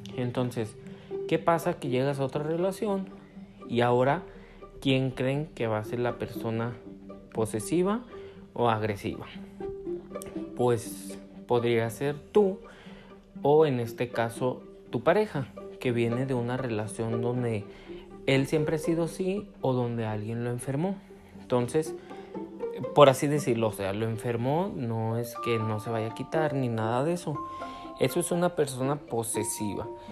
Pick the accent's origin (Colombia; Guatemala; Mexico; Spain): Mexico; Guadalajara, Jalisco; soy de Guadalajara, Jalisco